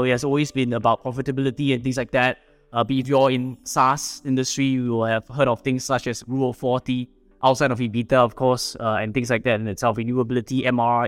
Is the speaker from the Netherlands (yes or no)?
no; Singapore; I am a Singaporean, born and bred here